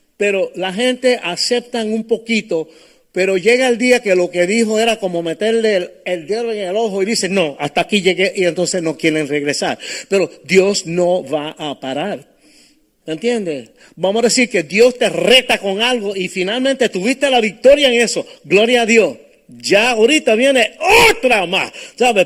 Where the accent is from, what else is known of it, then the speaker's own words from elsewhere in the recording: New York City, New York, United States; moved away; also born or lived in Cape Coral, Florida; yo nací en Brooklyn, en Nueva York